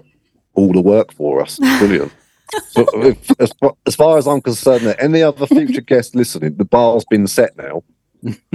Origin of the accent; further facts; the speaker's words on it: England, United Kingdom; growing up in England